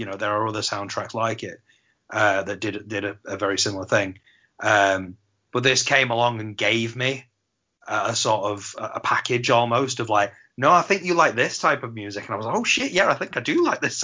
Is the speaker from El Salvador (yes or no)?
no; Manchester, North West England, United Kingdom; growing up in Manchester as a teenager in 1990, I would have been 13 years old.